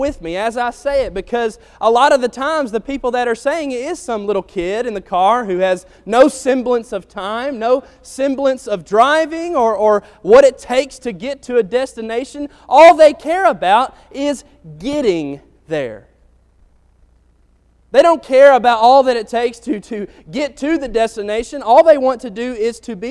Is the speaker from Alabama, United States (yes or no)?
yes; Athens, Alabama, United States; growing up in Athens, Alabama